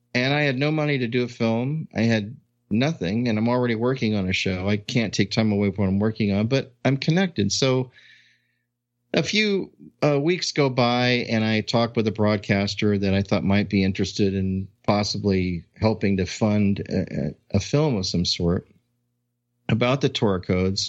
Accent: Long Beach, California, United States; my hometown of Long Beach

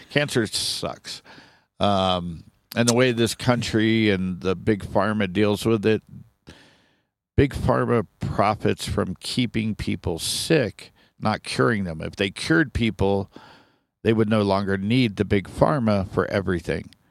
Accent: Sharonville, Ohio, United States; now in Flagstaff, United States; born and raised in Cincinnati, Ohio, a little town called Sharonville, right outside Cincinnati

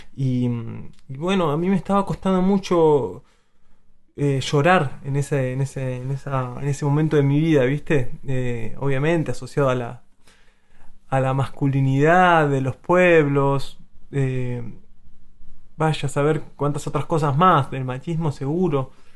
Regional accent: Azul, Buenos Aires Province, Argentina; la provincia de Buenos Aires eh, es mi tierra, si hago zoom es azul y si todavía hago más zoom es mi casa

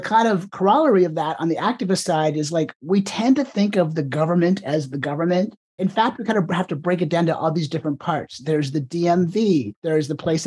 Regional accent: Ontario, Canada; now in United States; I was born in Canada or the province of Ontario

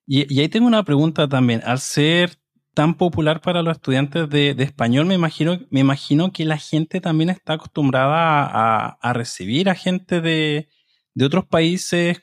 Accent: Chile; soy de Chile y soy el presentador de este programa

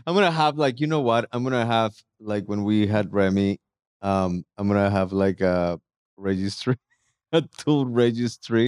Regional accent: Mexico City, Mexico; moved away; also born or lived in Dallas; I'm from Mexico City

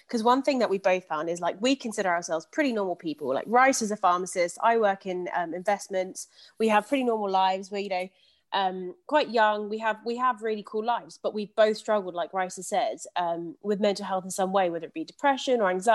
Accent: London, United Kingdom; I'm also from London

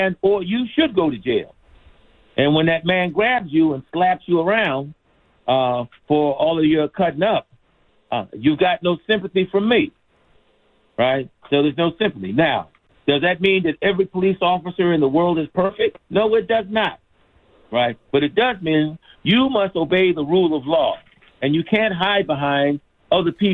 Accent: Philadelphia, Pennsylvania, United States; also born or lived in Dorchester, Boston; now in Boston, United States; I'm from Philly. I was born in Boston, but raised really in Philadelphia.

